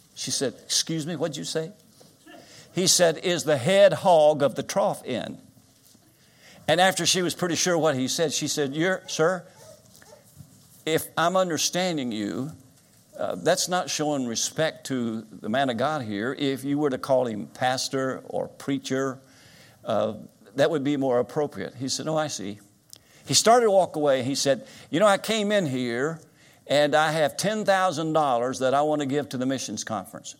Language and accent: English; Winchester, Kentucky, United States; moved away as an adult; also born or lived in South Carolina; now in Florida, United States; I grew up in Winchester, Kentucky. I was born here, graduated from Winchester High School.